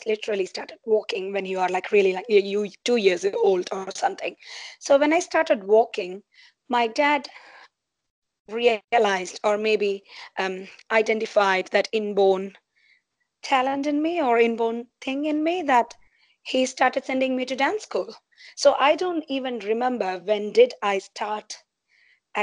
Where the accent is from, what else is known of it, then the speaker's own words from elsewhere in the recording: India; moved away as an adult; also born or lived in Dubai, United Arab Emirates; now in New Zealand; I was in India, obviously born and brought up in India